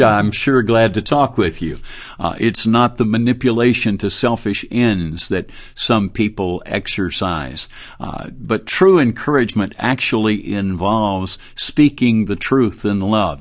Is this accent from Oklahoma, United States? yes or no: no; Birmingham, Alabama, United States; also born or lived in Dallas; I grew up in Birmingham, right here in the city where Beeson is and where Southeastern is